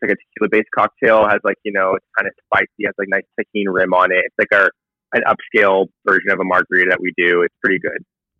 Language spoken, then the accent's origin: English; San Diego, California, United States; moved away as an adult; also born or lived in Hawaii; now in Los Angeles, United States; I grew up in, I'm from San Diego, grew up there majority of my life. I'm born and raised, in Hawaii when I was younger. So that's, you know, Hawaii to San Diego. And then now I currently live in Los Angeles, California.